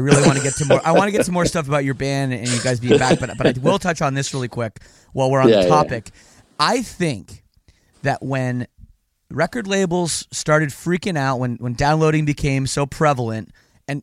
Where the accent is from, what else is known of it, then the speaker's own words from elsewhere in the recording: Canada; I'm Canadian